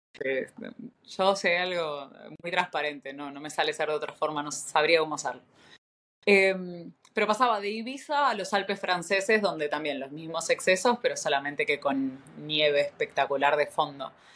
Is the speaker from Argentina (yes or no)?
yes; Buenos Aires, Argentina; moved away as an adult; also born or lived in Chile / Brazil / Europe; nacida en Buenos Aires hace 37 años.